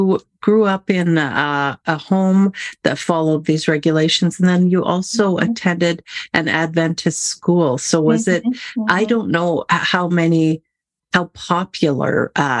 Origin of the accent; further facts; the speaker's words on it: Canada; as a Canadian